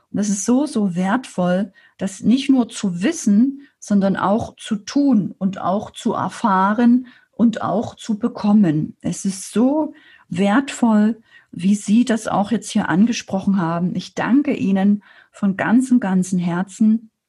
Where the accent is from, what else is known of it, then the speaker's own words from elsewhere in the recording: Saxony, Germany; now in Erding, Germany; als Sachse alleine in, in Erding in Bayern